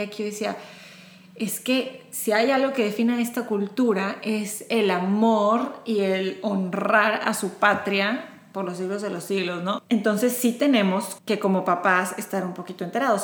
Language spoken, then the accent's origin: Spanish; Monterrey, Nuevo León, Mexico; moved away as an adult; now in Houston, United States; Yo nací en Monterrey, México